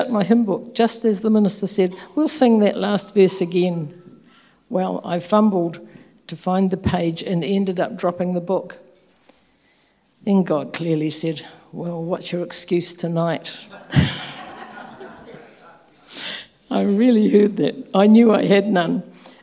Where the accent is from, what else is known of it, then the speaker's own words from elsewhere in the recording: Nelson, New Zealand; also born or lived in Whanganui; I was born in Whanganui, the birthplace of my father, and my mother's roots are in Nelson. Our family moved there when I was 4 years old, and I spent my childhood and teenage years there.